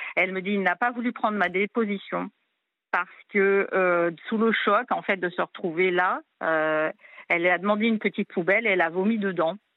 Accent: New Caledonia; now in Réunion; je suis pas réunionnaise d'origine. Hein. je suis de cœur depuis 2011, mais moi, je suis calédonienne d'origine d'une autre île

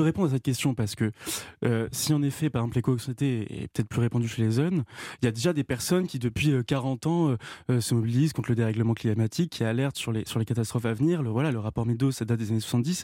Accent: Rouen, Normandy, France; on était ensemble à Rouen au lycée Gustave Flaubert

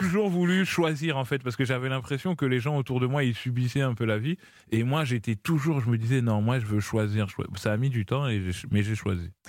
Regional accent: Normandy, France; moved away as an adult; also born or lived in Paris region / Hermont; j'ai grandi en Normandie, mais du coup, vers 20 ans, je suis revenu en région parisienne.

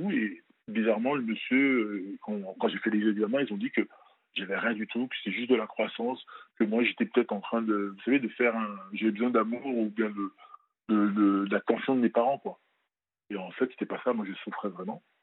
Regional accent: France; also born or lived in Benin; moi, je suis originaire du Bénin. {S1} D'accord. {S2} Je suis né, je suis né au Bénin, je pas, j'ai pas grandi là-bas. Et euh, je suis venu à l'âge de 5-6 ans en France.

